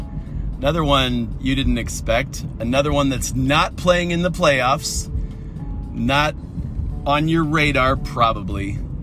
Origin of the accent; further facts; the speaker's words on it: Cleveland, Ohio, United States; I'm from Cleveland.